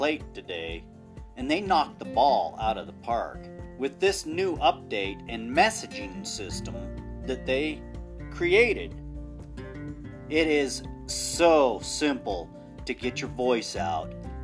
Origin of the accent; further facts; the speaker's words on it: United States; We're all American.